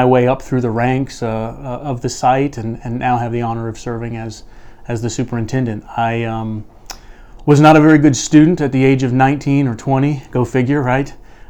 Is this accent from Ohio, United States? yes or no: yes; Ohio, United States; moved away as an adult; also born or lived in North Carolina; now in Texas, United States; I was born and raised in the Buckeye State of Ohio, the land of the Twin Sisters.